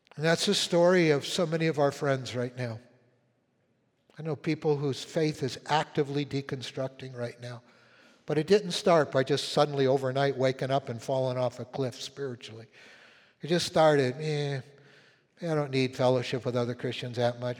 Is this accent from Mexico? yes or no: no; Winnipeg, Manitoba, Canada; moved away; When, when I was a little kid, uh, like eight, nine years old, um, I was living in Winnipeg where I was born up in Canada.